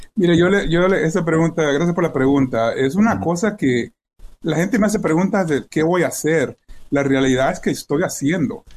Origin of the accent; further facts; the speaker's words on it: El Salvador; now in Wheaton, United States; yo soy salvadoreño